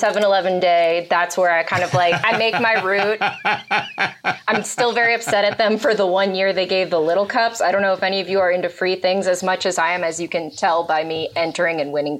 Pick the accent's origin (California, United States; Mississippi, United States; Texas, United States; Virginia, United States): California, United States; Los Angeles; I grew up in Van Nuys, Valley Pride forever.